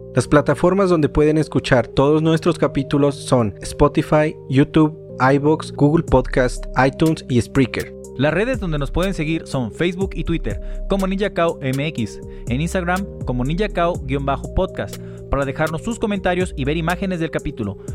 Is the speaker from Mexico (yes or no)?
yes; Mexico; los mexicanos cuando vamos